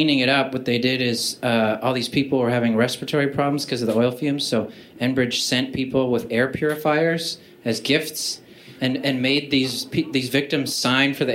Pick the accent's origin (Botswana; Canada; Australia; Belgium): Canada; I'm from Canada